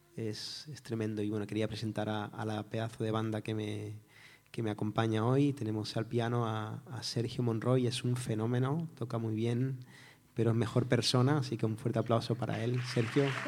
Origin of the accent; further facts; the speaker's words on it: Barcelona, Catalonia, Spain; moved away as an adult; also born or lived in Cádiz; vengo de Barcelona, soy de allí, y pasa es que he estado mucho tiempo viviendo en Cádiz